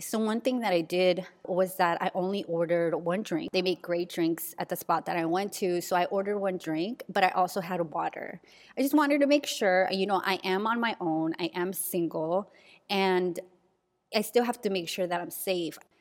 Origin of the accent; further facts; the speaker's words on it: San Diego, California, United States; my old neighborhood where I grew up in San Diego